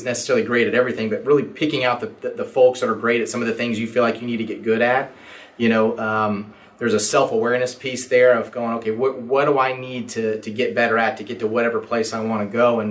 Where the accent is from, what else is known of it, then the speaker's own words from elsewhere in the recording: Stillwater, Oklahoma, United States; I actually grew up here in Stillwater. So this is my hometown.